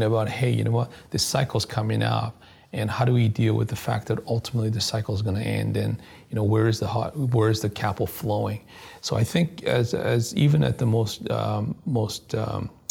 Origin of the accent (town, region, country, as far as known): Canada